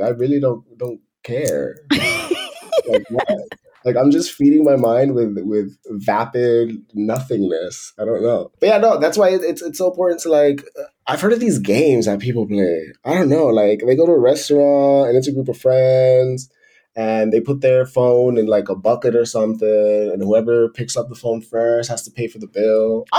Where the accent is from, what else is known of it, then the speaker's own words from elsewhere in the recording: Miami, Florida, United States; moved away as an adult; And I came from Miami working full-time, 40 hours a week at the office. So I did that drastic change. And that's one of the reasons, one of the many reasons why I left the US, right?